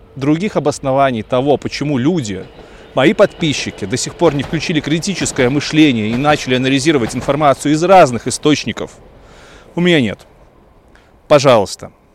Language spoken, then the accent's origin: Russian; Belarus; moved away as an adult; also born or lived in Kyiv, Ukraine; как истинный белорус